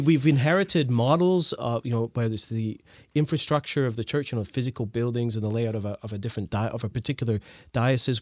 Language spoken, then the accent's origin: English; Scotland, United Kingdom; moved away; also born or lived in Canada; I grew up in Scotland. We moved to Canada